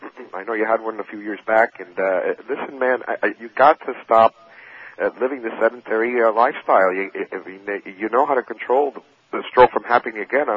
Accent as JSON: {"language": "English", "town": "New York City", "region": "New York", "country": "United States", "moved": "yes", "lives_now": "Florida, United States", "said": "I'm originally from New York City."}